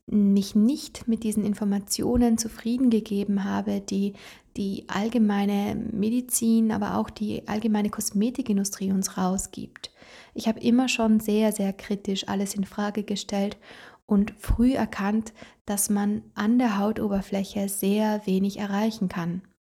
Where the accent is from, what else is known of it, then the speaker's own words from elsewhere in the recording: Trentino-Alto Adige, Italy; da, wo ich herkomme, aus Italien, aus Südtirol, da habe ich eine sehr intensive Ausbildung gemacht.